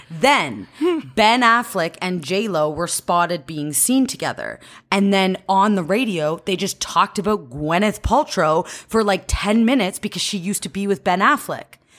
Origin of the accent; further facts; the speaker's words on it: Cambridge, Ontario, Canada; I'm from Cambridge, Ontario